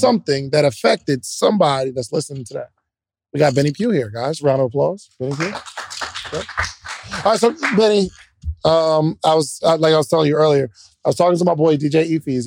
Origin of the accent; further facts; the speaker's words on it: Williamstown, New Jersey, United States; I'm actually from Willem Brown, New Jersey, like, South Jersey